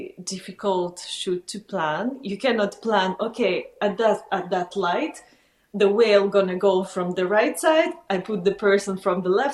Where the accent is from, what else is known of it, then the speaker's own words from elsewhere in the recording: Kazakhstan; moved away; I was born in Kazakhstan